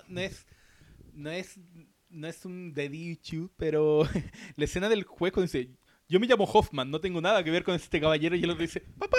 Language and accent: Spanish; Chile; nosotros como chilenos